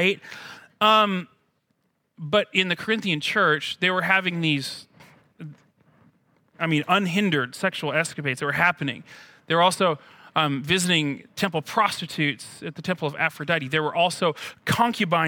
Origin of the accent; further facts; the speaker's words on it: United States; as an American